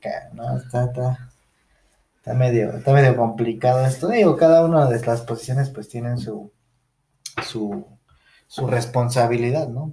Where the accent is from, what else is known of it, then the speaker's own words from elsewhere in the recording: Mexico; somos mexicanos